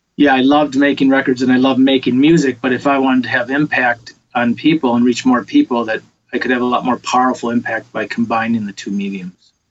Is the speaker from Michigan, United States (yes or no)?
yes; Detroit, Michigan, United States; now in Los Angeles, United States; I grew up in Detroit, big music city